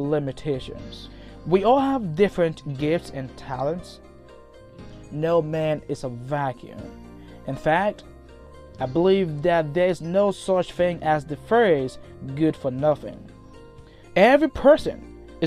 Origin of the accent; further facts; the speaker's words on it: Liberia; moved away as an adult; now in United States; As you can already tell by my accent, I'm originally from Liberia. I came to the US in January 2016